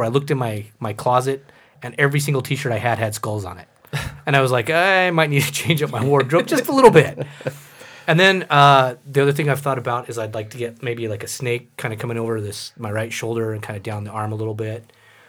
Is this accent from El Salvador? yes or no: yes; El Salvador; born there; Because I was born in El Salvador. And so I kind of wanted something to – I don't know, kind of touch base with what may or may not be my roots.